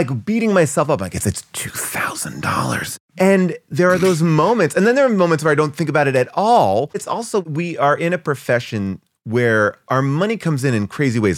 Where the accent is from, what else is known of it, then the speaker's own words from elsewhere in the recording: New York, United States; moved away as an adult; now in Los Angeles, United States; I'm a New York guy. I came from New York, grew up there